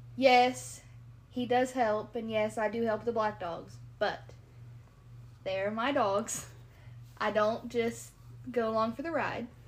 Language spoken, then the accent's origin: English; Kentucky, United States; also born or lived in Southern Ohio; now in Ohio, United States; I'm from Kentucky